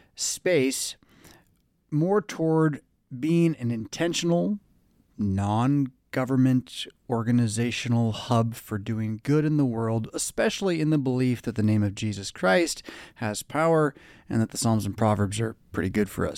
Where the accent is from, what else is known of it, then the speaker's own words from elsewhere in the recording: California, United States; moved away; I grew up in California.